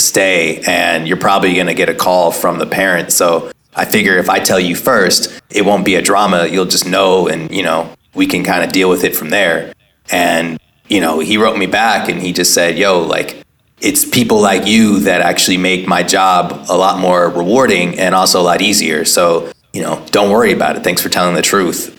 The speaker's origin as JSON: {"language": "English", "town": "Oakland", "region": "California", "country": "United States", "tie": "born or raised there", "also_born_or_lived": "Pebble Beach, California", "said": "I grew up in Oakland, was at a school like Head Royce"}